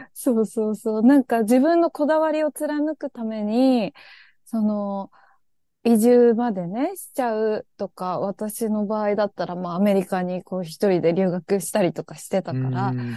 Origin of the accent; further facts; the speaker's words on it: Kawasaki, Kanagawa, Japan; その生まれ育った場所が、あの、まあ、川崎だったから